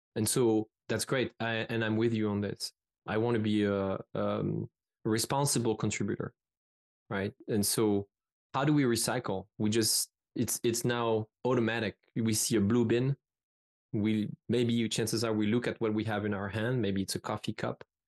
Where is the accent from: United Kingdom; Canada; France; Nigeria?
France; English is a second language; moved away as an adult; I come from France